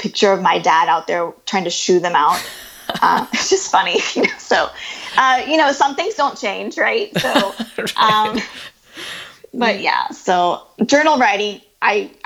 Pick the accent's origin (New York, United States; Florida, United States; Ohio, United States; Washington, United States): Ohio, United States; So we grew up in a small town in the Midwest in the U.S.